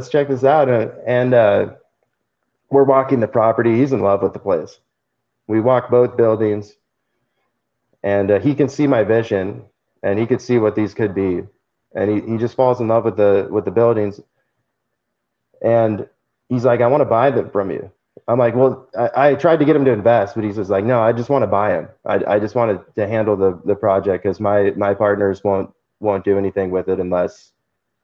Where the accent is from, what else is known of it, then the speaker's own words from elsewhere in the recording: California, United States; now in Tulsa, United States; I'm from California